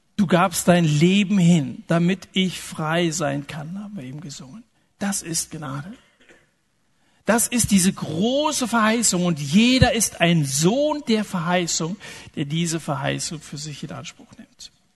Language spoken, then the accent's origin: German; Germany; so sind wir Deutschen